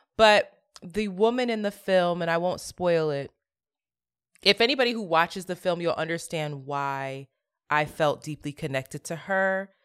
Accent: Philadelphia, Pennsylvania, United States; I grew up in Philly doing a lot of servant leadership

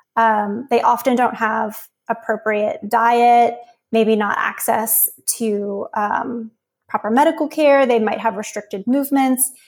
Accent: Uniontown, Pennsylvania, United States; I grew up in rural Pennsylvania south of Pittsburgh

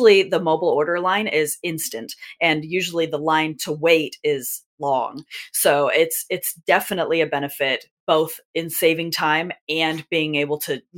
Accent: California, United States; And it's very nostalgic from when I grew up in Southern California that we used to get that a lot.

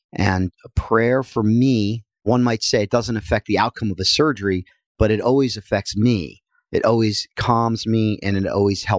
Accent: New Jersey, United States; Well, I am from Northern New Jersey, and I took up wrestling as a young boy

